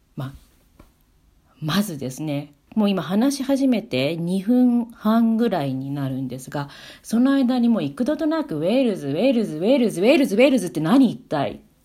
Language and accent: Japanese; Tokyo, Japan; moved away as an adult; also born or lived in Wales; now in Sweden; 私あの東京の渋谷出身だったので